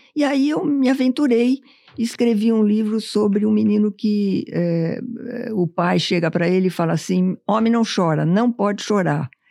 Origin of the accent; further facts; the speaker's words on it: São Paulo, Brazil; Essa foi minha infância há muito tempo atrás em São Paulo